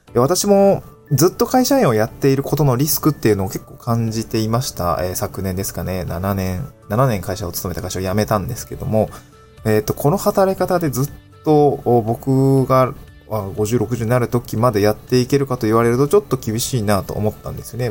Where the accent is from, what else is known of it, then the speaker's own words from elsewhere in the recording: Niigata, Japan; also born or lived in Aomori / Tokyo; now in Awaji Island, Japan; 青森住んでたし、新潟にも、新潟で生まれたので